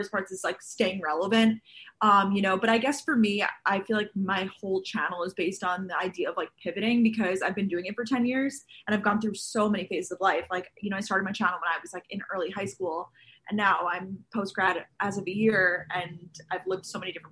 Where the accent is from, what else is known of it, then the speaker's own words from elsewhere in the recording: Long Island, New York, United States; moved away as an adult; also born or lived in Georgia, United States; now in New York City, United States; I am originally from Long Island, New York